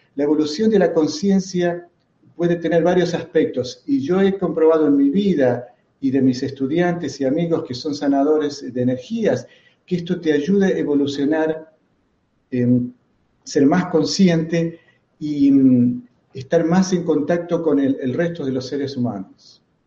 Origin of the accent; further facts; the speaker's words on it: Argentina; soy argentino